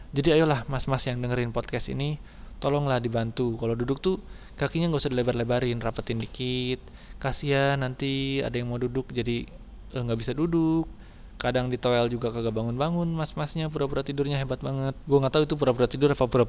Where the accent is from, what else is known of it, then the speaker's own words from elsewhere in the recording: Bogor, West Java, Indonesia; gue lahir di Bogor, besar di Bogor, tinggal di Bogor, dan sekarang gue bekerjanya di Jakarta.